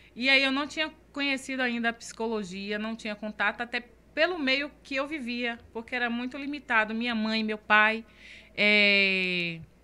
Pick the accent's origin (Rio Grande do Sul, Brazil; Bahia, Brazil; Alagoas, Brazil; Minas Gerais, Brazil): Bahia, Brazil; Camaçari; born or raised there